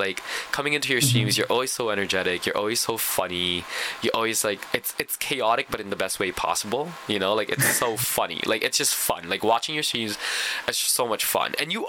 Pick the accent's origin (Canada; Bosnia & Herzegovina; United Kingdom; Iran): Canada; this is why I'm really glad I'm from Canada